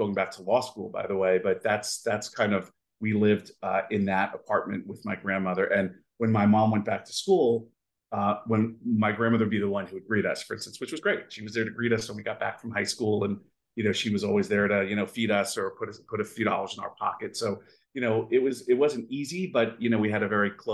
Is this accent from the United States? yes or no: yes; New York City, New York, United States; also born or lived in Seattle; now in Florida, United States; we grew up in Brooklyn and we really didn't have much in the way of means